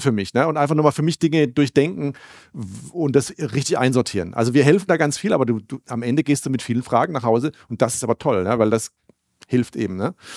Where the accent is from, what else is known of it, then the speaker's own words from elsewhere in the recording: Germany; wir als Deutsche